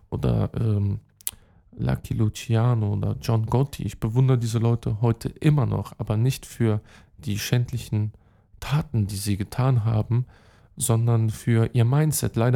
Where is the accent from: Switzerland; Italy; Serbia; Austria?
Serbia; Belgrade; German is a second language; Und ähm, dort übrigens, äh, ja, ist meine Heimat. Hm, meine Mom ist aus Pristina, Kosovo. Ich habe den serbischen Pass, Beograd, dort habe ich auch Familie, Belgrad, Belgrad äh, Hauptstadt Serbiens.